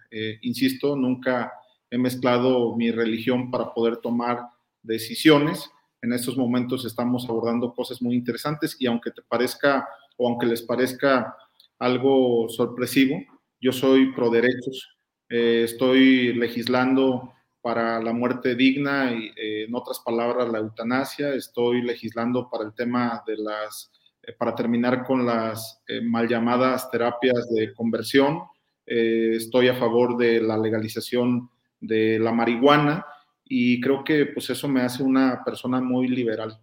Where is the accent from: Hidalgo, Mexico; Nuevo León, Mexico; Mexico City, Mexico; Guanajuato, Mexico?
Guanajuato, Mexico; Yo soy guanajuatense